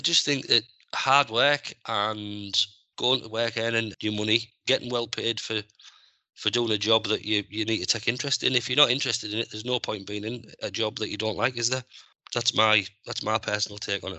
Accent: Middlesbrough, North East England, United Kingdom; I'm from Middlesbrough

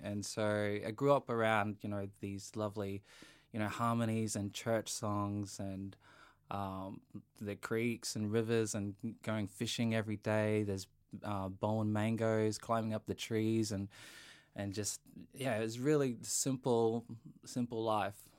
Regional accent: Bowen, Queensland, Australia; moved away; I grew up in a small town in North Queensland called Bowen. Um, and I spent my childhood there.

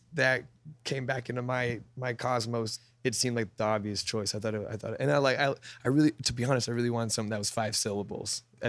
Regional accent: Whittier, California, United States; also born or lived in Yorba Linda, California; I was born in Whittier and grew up there until around middle school, high school, and then I moved to Orange County. Yorba Linda is like a North Orange County little suburb.

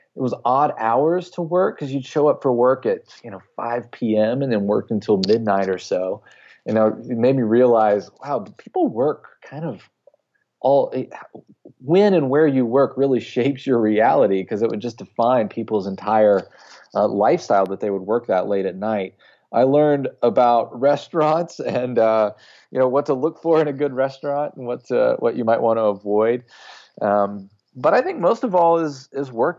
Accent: North Carolina, United States; my hometown in North Carolina

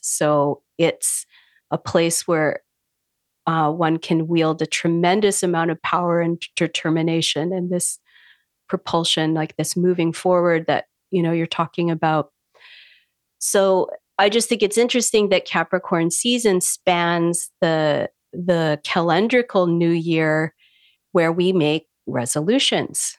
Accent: Canada; also born or lived in Vancouver Island, British Columbia; I'm a Canadian astrologer. I live on an island in the Pacific Northwest, Vancouver Island, with my partner.

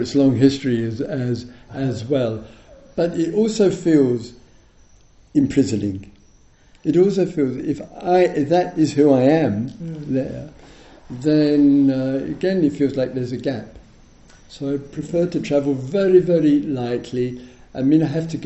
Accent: England, United Kingdom; I'm in the Buddhist tradition, I'm English, or I'm a Dharma teacher

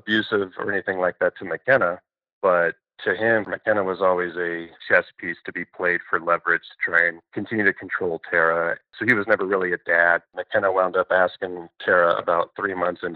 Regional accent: Denver, Colorado, United States; born or raised there; also born or lived in Kankakee, Illinois

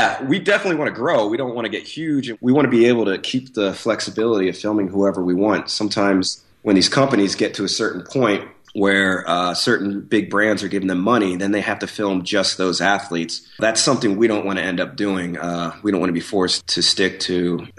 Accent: State College, Pennsylvania, United States; moved away; I grew up in Pennsylvania

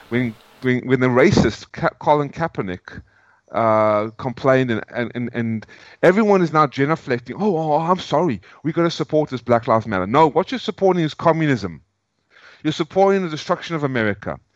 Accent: South Africa; moved away; also born or lived in United States; I'm a South African, but now I'm an American. I'm no longer going to call myself a South African.

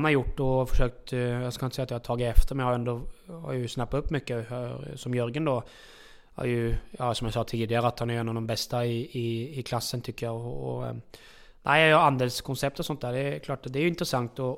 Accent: Norway; Eh, alltså det är klart att eh, hemma i Norge har jag ju familjen och så här

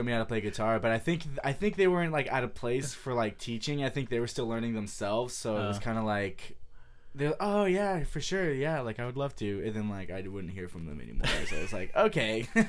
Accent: San Jose, California, United States; San Jose.

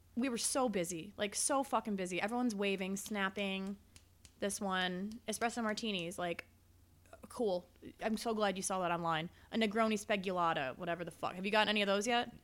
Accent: Chicago, Illinois, United States; also born or lived in Las Vegas; I'm from Chicago

